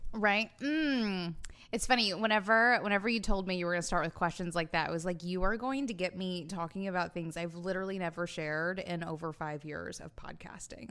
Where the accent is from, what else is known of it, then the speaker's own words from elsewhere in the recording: Alabama, United States; I was born in July, so it was hot as hell 'cause we're in, in Alabama